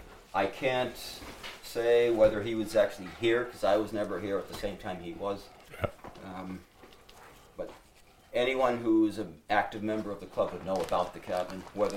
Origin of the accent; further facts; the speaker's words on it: Massachusetts, United States; I'm from Massachusetts.